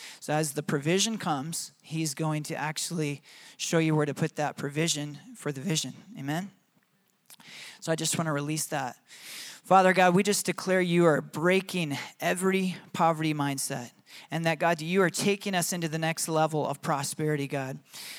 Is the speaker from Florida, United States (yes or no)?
no; Michigan, United States; accent: Michigan; And my own children make fun of me for my Michigan accent.